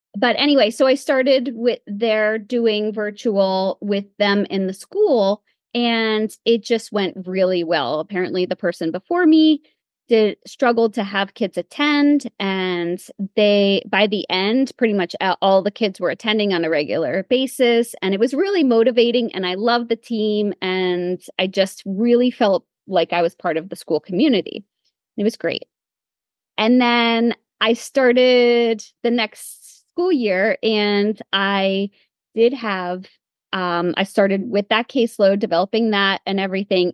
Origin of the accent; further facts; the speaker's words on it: Pennsylvania, United States; I came back to uh, the Lehigh Valley. I'm from Pennsylvania